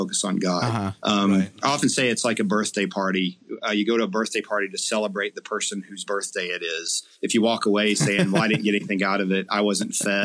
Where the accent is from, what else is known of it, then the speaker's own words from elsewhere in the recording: Eastern Kentucky, United States; Growing up in Eastern Kentucky